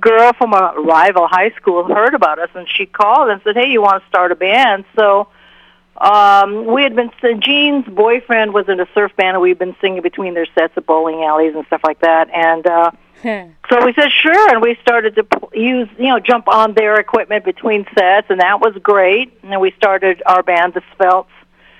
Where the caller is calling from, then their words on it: Goshen, Massachusetts, United States; Goshen, Massachusetts, where I live at on the IMA property, where we do our rock and roll girls camps